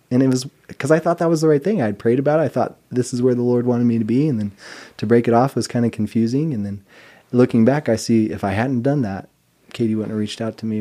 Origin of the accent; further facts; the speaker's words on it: Mountain Home, Idaho, United States; I grew up in a little town called Mountain Home, Idaho